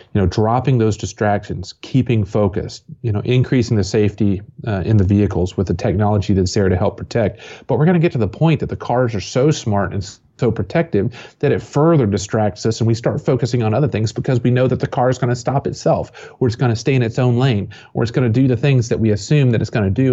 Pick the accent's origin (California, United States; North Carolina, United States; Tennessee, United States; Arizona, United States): Tennessee, United States; Johnson City; also born or lived in Atlanta, Georgia / Kentucky; I grew up here in East Tennessee, so for twenty years, Bristol Motor Speedway is just fifteen miles down the road.